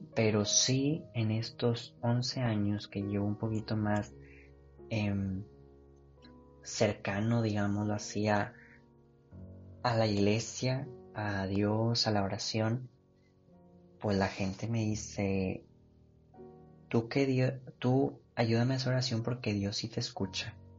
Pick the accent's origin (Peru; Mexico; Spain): Mexico; nosotros como mexicanos